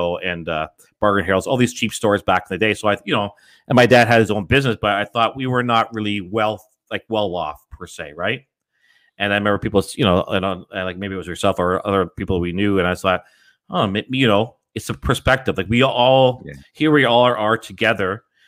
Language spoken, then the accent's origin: English; Scarborough, Ontario, Canada; Yeah, because I was just south of Ellesmere, just off of Scarborough Golf Club Road there.